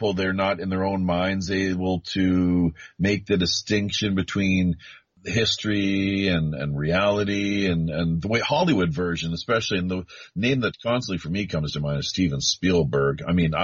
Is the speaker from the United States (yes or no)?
no; Canada; moved away as an adult; now in South Korea; I'm the Canadian